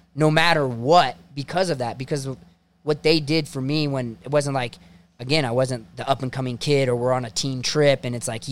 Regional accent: Ohio, United States; I'm just a kid from Ohio

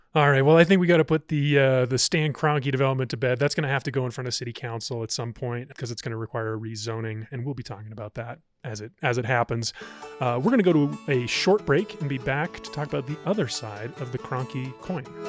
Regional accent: Columbus, Ohio, United States; moved away; when I was thirteen years old growing up in Columbus, Ohio

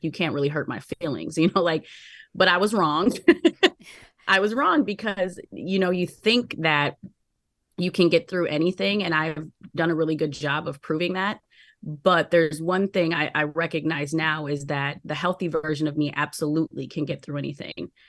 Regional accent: Minneapolis, Minnesota, United States; I'm from Minneapolis

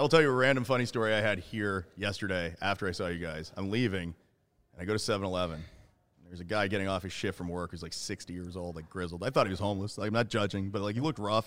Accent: Florida, United States; I'm from Florida

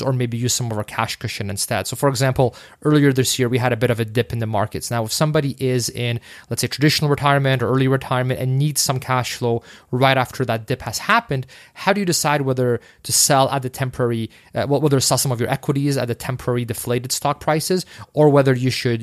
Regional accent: Canada; we're Canadian

